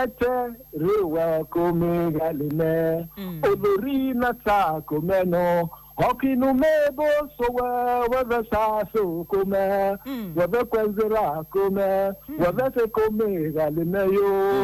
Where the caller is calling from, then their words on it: Madala, Niger State, Nigeria; From Madala.